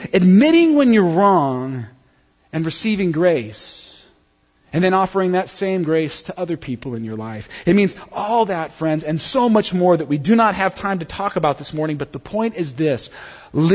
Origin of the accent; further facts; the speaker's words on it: United States; I'm not from a foreign country. I'm just like a white guy from the good old U.S. of A.